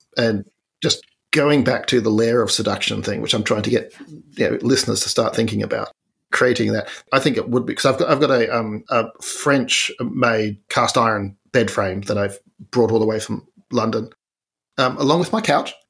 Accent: Tasmania, Australia; I'm from Tasmania

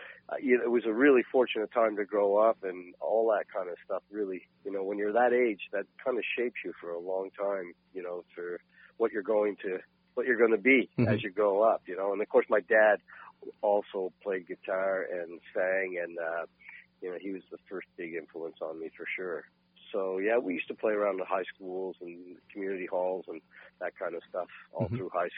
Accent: Port Hood, Nova Scotia, Canada; growing up in Port Hood in Cape Breton.

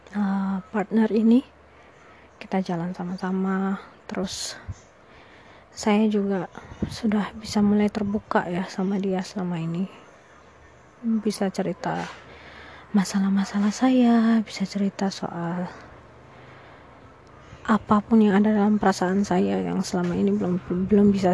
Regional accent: East Nusa Tenggara, Indonesia; Ya, uh, saya orang Flores, saya dari Flores, uh, tapi selama ini memang ada di luar kota dan baru pulang.

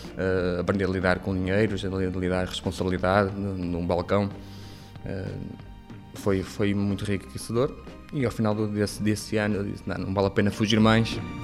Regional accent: Paredes de Coura, Norte, Portugal; sou natural de Paredes de Coura

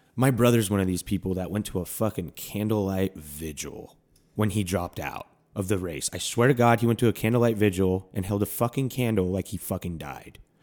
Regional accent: Milwaukee, Wisconsin, United States; I grew up in Milwaukee

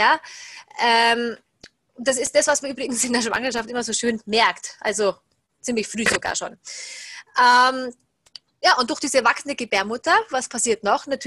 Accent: Salzburg, Austria; über Kurse hier im Salzburger Raum, da wo ich herkomme

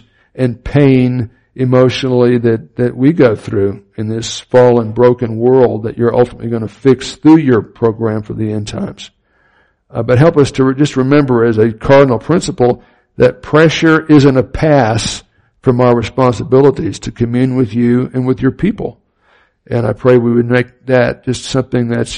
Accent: Miami, Florida, United States; I grew up in Miami, Florida, had hurricanes fairly often

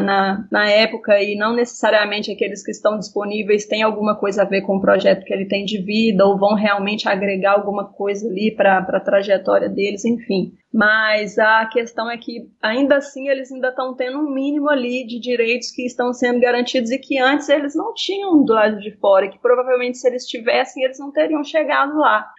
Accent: Belo Horizonte, Minas Gerais, Brazil; eu cresci aqui em Belo Horizonte, Minas Gerais, em um bairro de periferia

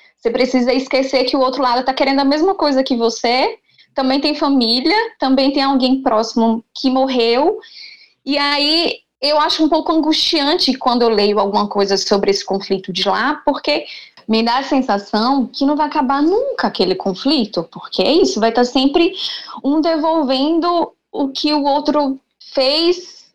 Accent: Aracaju, Sergipe, Brazil; Eu sou sergipana, sou de Aracaju

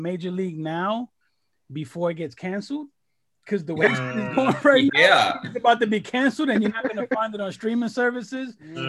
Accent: New York City, New York, United States; Being born and raised in the Bronx

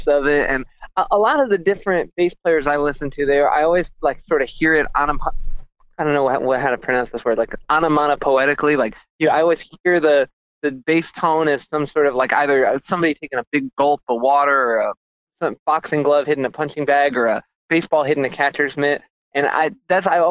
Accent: New York City, New York, United States; also born or lived in Hudson Valley, New York / New Paltz, New York; now in Albany, United States; I grew up in New York City

